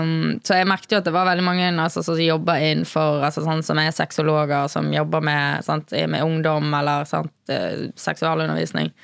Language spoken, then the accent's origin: Norwegian; Bergen, Vestland, Norway; jeg er fra Bergen, som dere kanskje hører